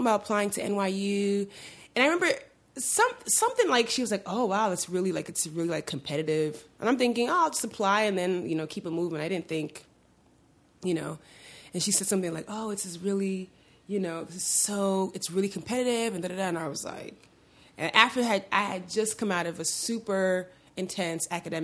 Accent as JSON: {"language": "English", "town": "New York City", "region": "New York", "country": "United States", "tie": "born or raised there", "said": "I grew up in Sunset Park, Brooklyn"}